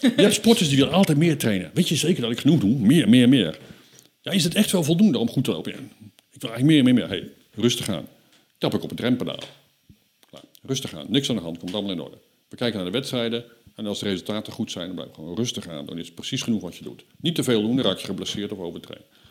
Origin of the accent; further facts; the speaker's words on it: Netherlands; wij als Nederlanders